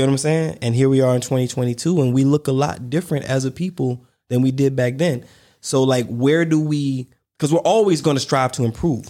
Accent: Warner Robins, Georgia, United States; growing up in Warner Robins, Georgia, I didn't know, I'm a black man, a black kid, a black family

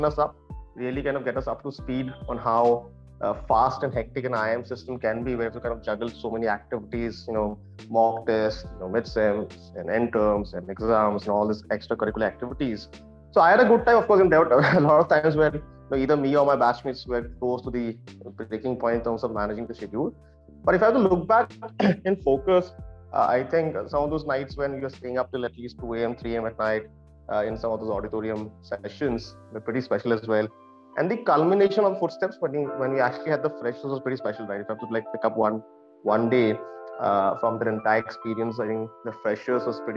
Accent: Guwahati, Assam, India; I'm originally from Guwahati, Assam.

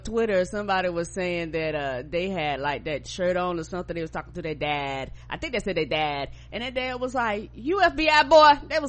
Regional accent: United States; Yeah, thank you, because you know I'm from America

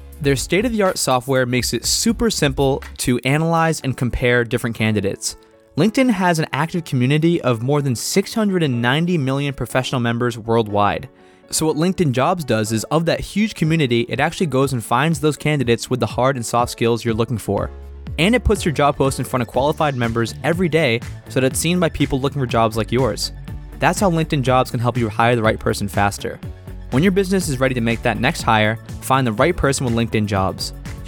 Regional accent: Massachusetts, United States; moved away as an adult; now in Connecticut, United States; I can move from Connecticut back up to my hometown in Massachusetts a couple months later.

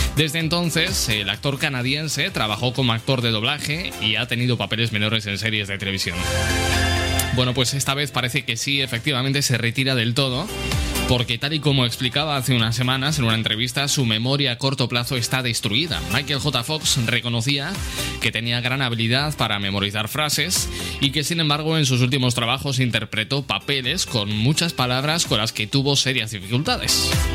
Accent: Aragon, Spain; un tema de un dúo de mi tierra

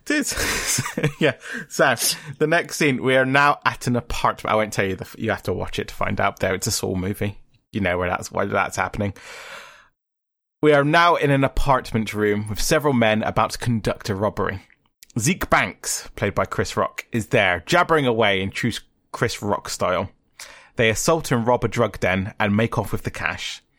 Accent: England, United Kingdom; we're English, it's like, it's our language

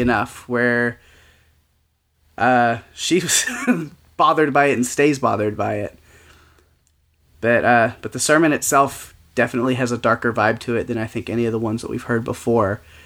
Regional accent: the South, United States; growing up in the South and evangelical stuff

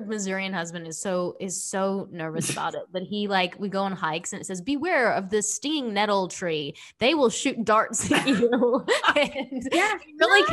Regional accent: Sydney, New South Wales, Australia; now in United States; I come from Australia, so I grew up in Sydney

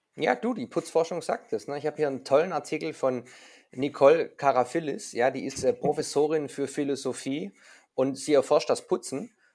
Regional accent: Swabia, Germany; ich als Schwabe

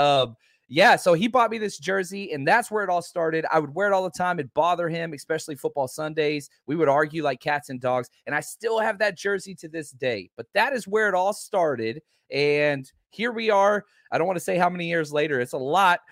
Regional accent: Dallas, Texas, United States; also born or lived in Oklahoma / Kansas City; I grew up in Dallas, Texas

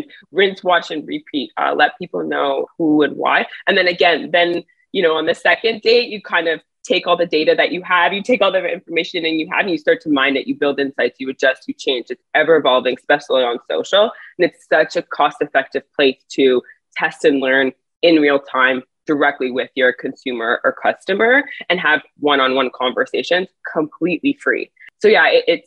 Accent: Montreal, Quebec, Canada; also born or lived in Miami / New York; now in Toronto, Canada; So I'm from Montreal originally. Now I'm based in Toronto.

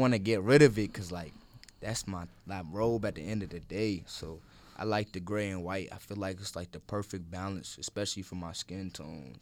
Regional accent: Holly Springs, United States; I film in my hometown of Holly Springs

